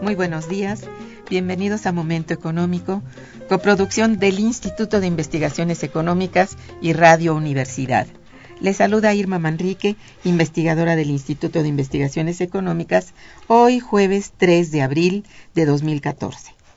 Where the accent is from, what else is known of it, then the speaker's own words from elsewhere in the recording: Mexico; en nuestro país